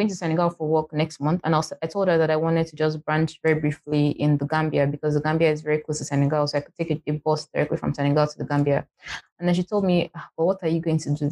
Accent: Nigeria; I'm from Nigeria

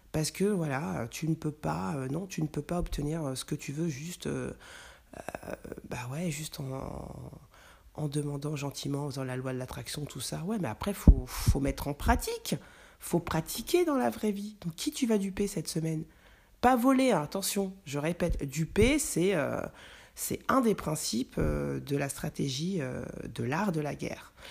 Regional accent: France; also born or lived in Mali (ancestry); en tant que Français

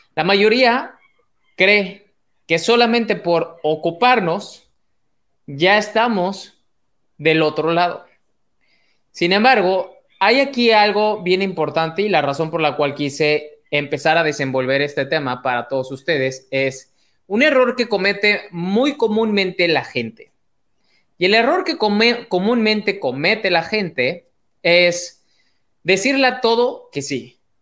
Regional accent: Mexico; mexicano, emprendedor y empresario

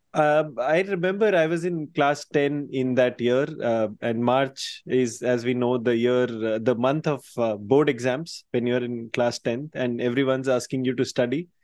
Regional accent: Indore, Madhya Pradesh, India; Indore, which is my hometown

